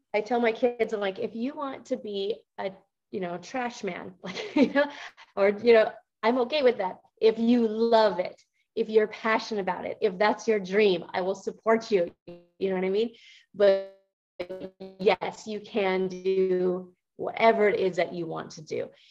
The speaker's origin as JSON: {"language": "English", "region": "Montana", "country": "United States", "tie": "born or raised there", "said": "I grew up in Montana"}